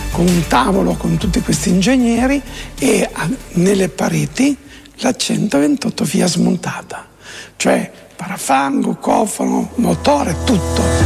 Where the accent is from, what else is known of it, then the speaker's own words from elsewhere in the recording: Italy; moved away; noi italiani italiani